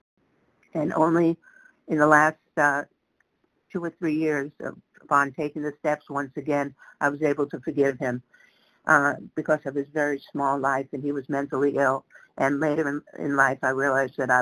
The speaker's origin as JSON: {"language": "English", "town": "New York City", "region": "New York", "country": "United States", "tie": "born or raised there", "said": "I grew up in the Bronx"}